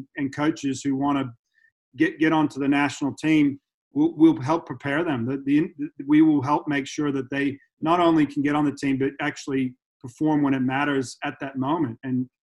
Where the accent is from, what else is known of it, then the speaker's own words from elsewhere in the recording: United States; now in Australia; I grew up in the States, so I've got that college experience, high school and dual meets